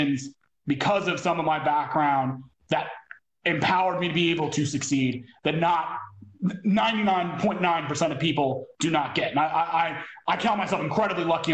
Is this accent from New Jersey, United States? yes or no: yes; northern New Jersey, United States; moved away as an adult; also born or lived in Michigan / Asia; I moved from northern New Jersey, where I'd been all this luck and wonderful things with my parents and travel